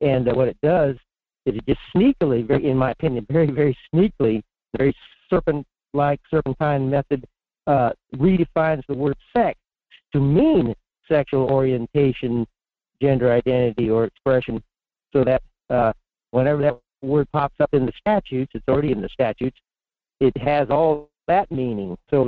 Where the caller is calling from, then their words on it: Fairbanks, Alaska, United States; in Fairbanks.